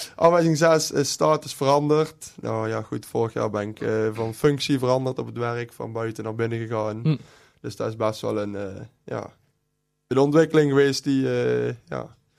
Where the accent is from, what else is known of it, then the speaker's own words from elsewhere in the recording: Wanroij, North Brabant, Netherlands; moved away; ik kom oorspronkelijk uit Wanrooy